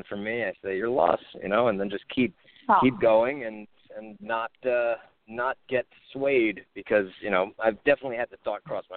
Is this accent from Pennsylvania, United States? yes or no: no; California, United States; I'm a filmmaker from California